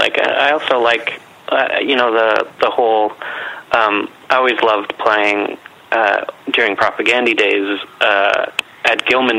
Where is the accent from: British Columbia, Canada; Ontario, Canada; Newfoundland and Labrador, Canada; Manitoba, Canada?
Manitoba, Canada; Winnipeg; So I've been here all my 45 years and yeah.